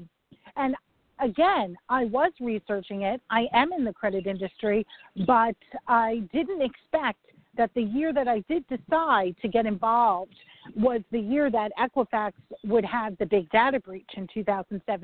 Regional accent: New York, United States; I'm a New Yorker

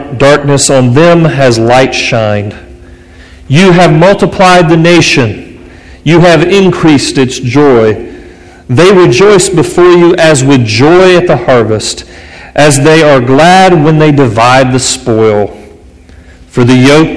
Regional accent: United States; in America, and really as American Christians

